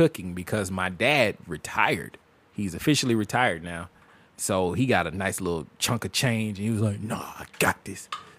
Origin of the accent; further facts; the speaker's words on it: Montgomery, Alabama, United States; moved away; Went down to the Gump. I'm from Montgomery.